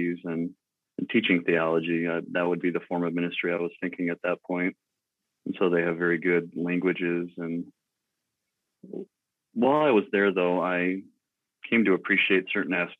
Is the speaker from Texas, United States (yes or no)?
no; West Michigan, United States; moved away as an adult; now in Inwood, Iowa, United States; I grew up in West Michigan